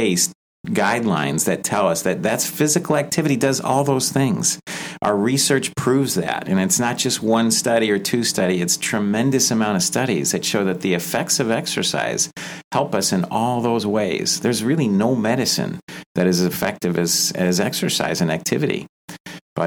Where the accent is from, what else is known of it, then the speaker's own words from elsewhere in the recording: Chicago, Illinois, United States; moved away as an adult; I grew up in the Chicago area and then came here for residency and been here ever since.